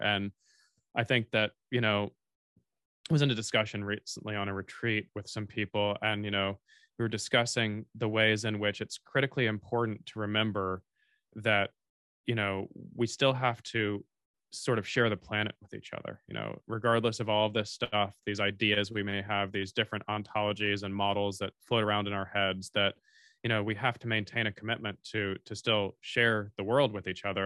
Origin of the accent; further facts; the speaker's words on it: Tallahassee, Florida, United States; I grew up in North Florida, fifteen minutes from the Georgia border